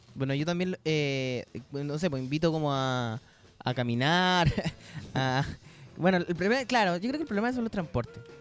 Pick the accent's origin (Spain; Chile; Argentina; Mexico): Chile; yo soy chileno